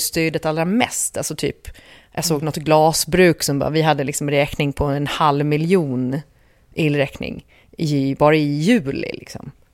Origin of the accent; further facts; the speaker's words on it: Gotland, Sweden; jag som gotlänning